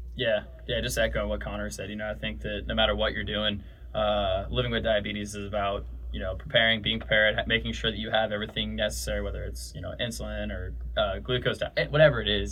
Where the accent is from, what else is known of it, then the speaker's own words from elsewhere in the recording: California, United States; I grew up in California.